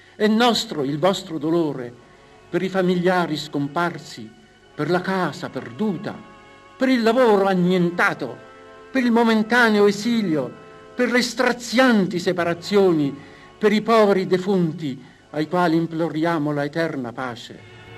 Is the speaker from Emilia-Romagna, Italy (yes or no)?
yes; Faenza, Emilia-Romagna, Italy; io ho più di 60 anni, vivo qui da sempre